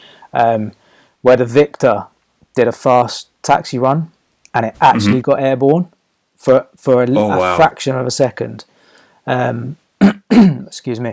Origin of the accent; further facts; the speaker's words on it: Hertfordshire, East of England, United Kingdom; moved away as an adult; also born or lived in Red Lodge, Suffolk; I grew up in Hertfordshire, England